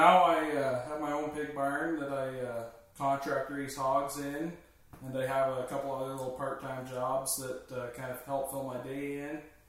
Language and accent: English; Woodstock, Ontario, Canada; I was born in Woodstock, Ontario, January 15th, 98, and grew up on my parents' Ferro Finish sow operation just outside of Woodstock in a little town called Hickson.